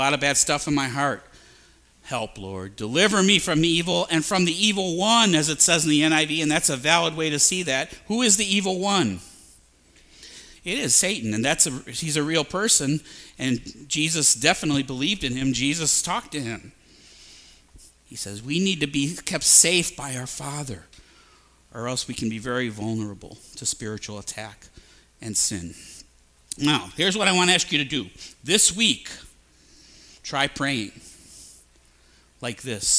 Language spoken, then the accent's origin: English; Maple Heights, Ohio, United States; I'm from Maple Heights. I'm from here